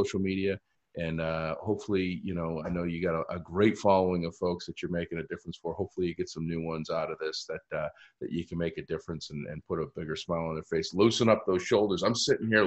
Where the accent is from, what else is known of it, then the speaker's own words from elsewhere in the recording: Easton, Massachusetts, United States; Easton has been so great in my hometown